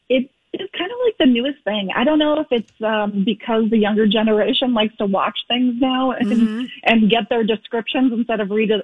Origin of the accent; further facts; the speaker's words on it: Fargo, North Dakota, United States; it's set in like my hometown area of Fargo-Moorhead